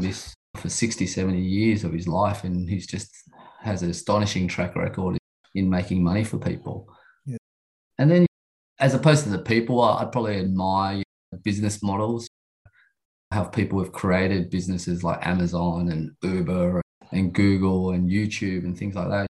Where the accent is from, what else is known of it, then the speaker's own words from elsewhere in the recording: Sydney, New South Wales, Australia; I grew up in Sydney in the western suburbs